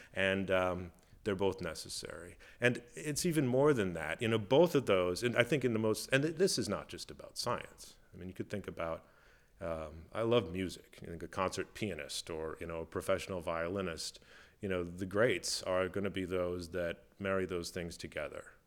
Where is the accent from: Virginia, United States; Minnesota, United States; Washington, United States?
Minnesota, United States; I grew up in Minnesota, uh, in the United States, uh, the, the northern part up north near Canada